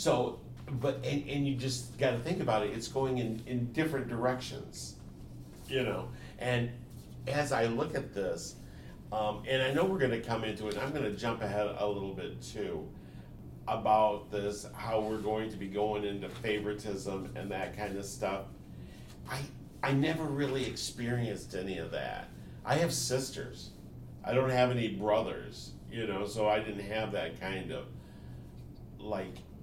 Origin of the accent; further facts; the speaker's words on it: United States; also born or lived in Japan; I'm an American